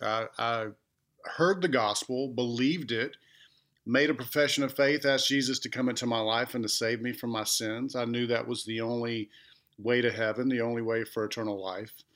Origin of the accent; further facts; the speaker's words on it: Clanton, Alabama, United States; born or raised there; also born or lived in Montgomery, Alabama / Georgia